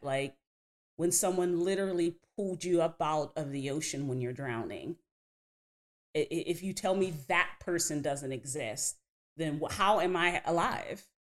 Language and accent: English; New Kensington, Pennsylvania, United States; we're from New Kensington, Pennsylvania, right outside of Pittsburgh